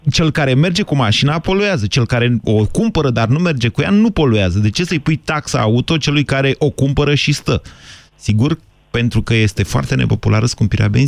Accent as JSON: {"language": "Romanian", "region": "Bucharest", "country": "Romania", "said": "Din București."}